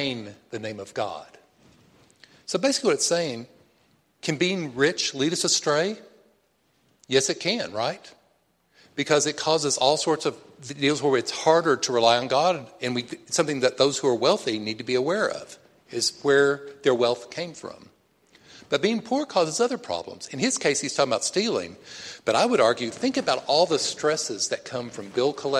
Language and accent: English; Texas, United States; I'm from Texas.